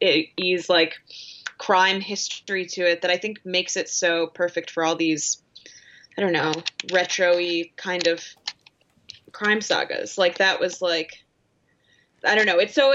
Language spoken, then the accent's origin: English; Chicago, Illinois, United States; And I almost had just like a full on meltdown as a Chicagoan and as sort of a fan of like the Nolan Batmans. I was like, Gotham is Chicago.